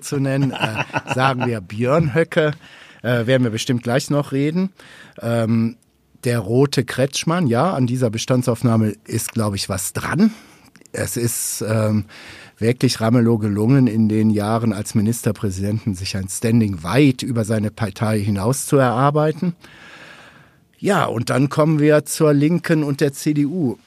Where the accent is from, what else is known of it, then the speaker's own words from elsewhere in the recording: North Rhine-Westphalia, Germany; ich komme aus NRW